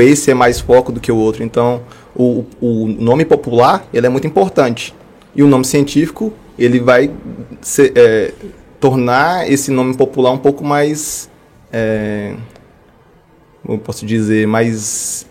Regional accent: Montes Claros, Minas Gerais, Brazil; also born or lived in Ouro Preto; Eu sou nascido em Montes Claros. É, fiz toda a minha graduação e mestrado também na Universidade Estadual de Montes Claros

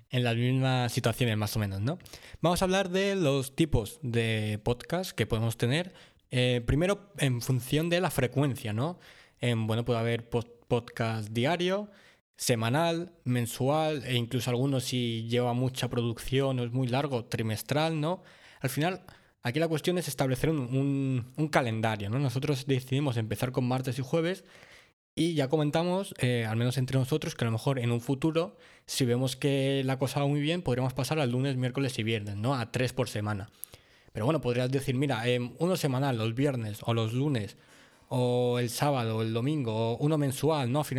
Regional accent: Mallorca, Balearic Islands, Spain; Un par mallorquín, porque somos de Mallorca.

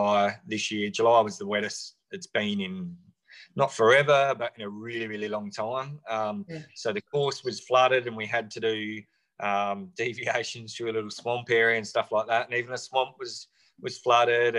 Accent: Loxton, South Australia, Australia; now in Western Australia, Australia; I grew up in Loxton in South Australia

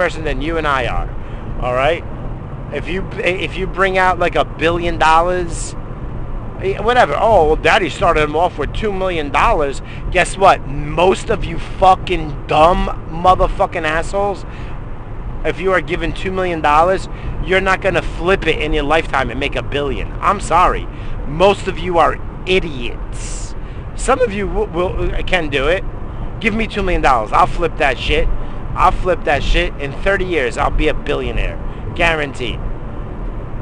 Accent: United States; As an American citizen

